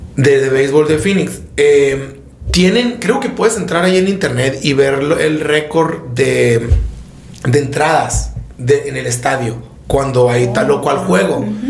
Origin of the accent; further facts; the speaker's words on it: Sonora, Mexico; soy de Sonora